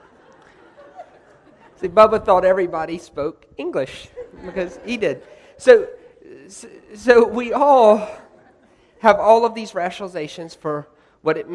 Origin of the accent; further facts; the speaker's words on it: United States; I'm American